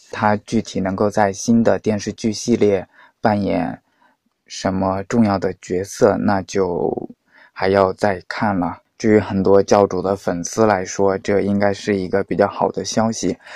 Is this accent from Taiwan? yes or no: no; Hunan, China; 我们湖南那边 的习俗，应该是这样的。大年三十晚上要吃猪蹄